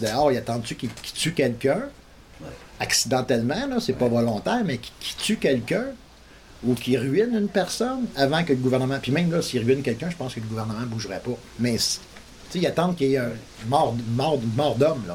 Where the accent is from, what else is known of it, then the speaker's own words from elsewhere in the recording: Montreal, Quebec, Canada; now in Kedgwick, Canada; je viens de Montréal